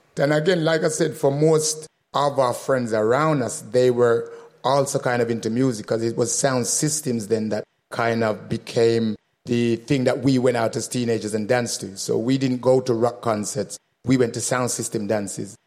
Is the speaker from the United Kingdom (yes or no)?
yes; Birmingham, West Midlands, United Kingdom; also born or lived in Jamaica; growing up in Birmingham